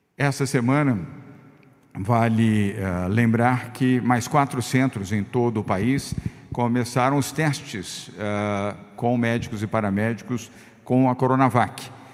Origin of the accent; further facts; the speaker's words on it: Brazil; como governador do estado de São Paulo e também como brasileiro